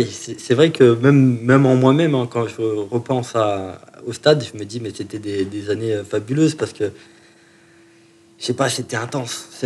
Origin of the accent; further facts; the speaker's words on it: Chalon-sur-Saône, Bourgogne-Franche-Comté, France; Je suis né à Chalon-sur-Saône.